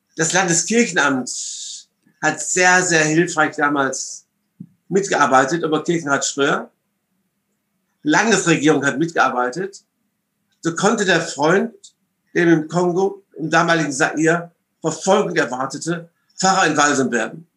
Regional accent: Essen, North Rhine-Westphalia, Germany; born or raised there; also born or lived in London, United Kingdom / Duisburg

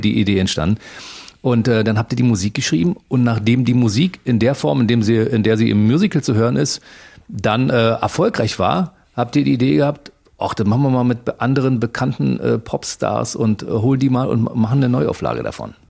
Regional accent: East Germany, Germany; ich komme aus dem Osten

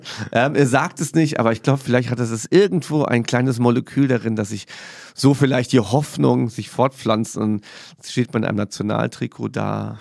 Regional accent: Saarland, Germany; Ich bin ja Saarländer.

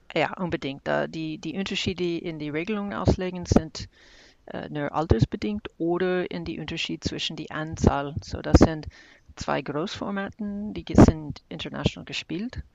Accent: Kansas, United States; now in Heidelberg, Germany; ich komme jetzt aus Kansas und wohne in Heidelberg

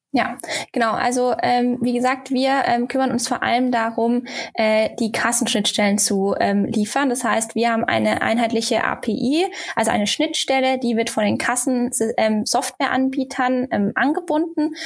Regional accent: Germany; Bei uns in Deutschland

